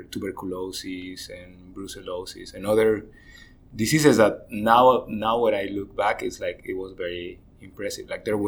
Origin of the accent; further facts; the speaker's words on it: Tabasco, Mexico; In Tabasco, in the south of Mexico.